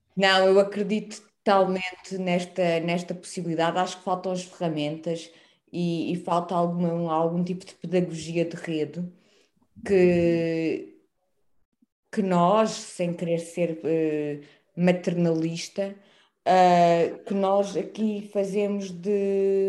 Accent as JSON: {"language": "Portuguese", "town": "Campo Maior", "region": "Alentejo", "country": "Portugal", "tie": "born or raised there", "said": "eu cresci em Campo Maior"}